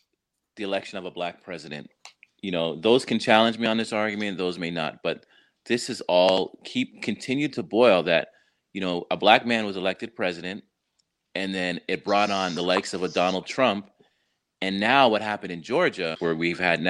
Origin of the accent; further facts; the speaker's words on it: Canada; now in United States; I'm Canadian, American